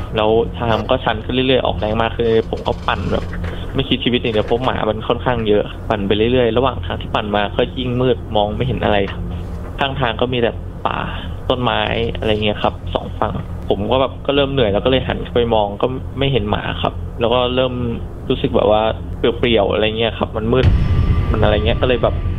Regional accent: Bangkok, Thailand; ผมเป็นคนกรุงเทพครับ

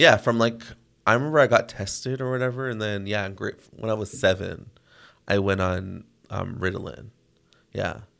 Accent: Toronto, Ontario, Canada; I grew up in Toronto

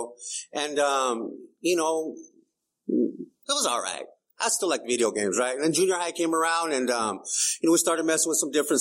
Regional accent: Calipatria, California, United States; also born or lived in Brawley, California; now in San Diego, United States; we moved from Brawley to Calipat. I was like 6 years old

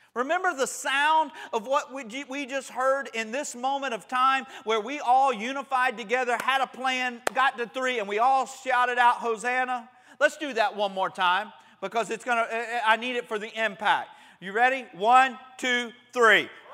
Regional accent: Panama City, Florida, United States; growing up in Panama City

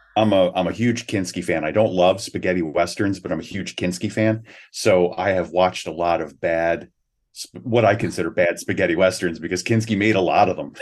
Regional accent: Philadelphia, Pennsylvania, United States; I grew up in the Philadelphia area.

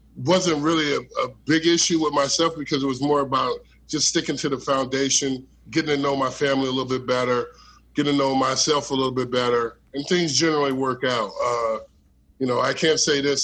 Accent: Elkhart, Indiana, United States; I grew up in, uh, you know, Elkhart and South Bend area

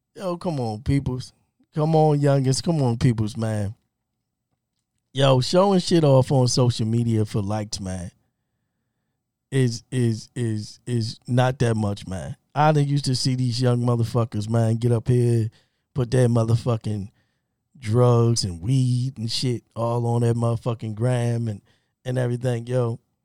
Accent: Baltimore, Maryland, United States; I'm from Baltimore, born and raised.

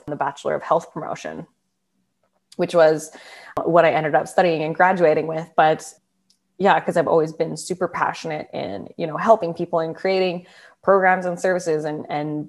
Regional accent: Calgary, Alberta, Canada; moved away as an adult; also born or lived in Perth, Australia; I was born and raised in Calgary, Alberta, in Canada.

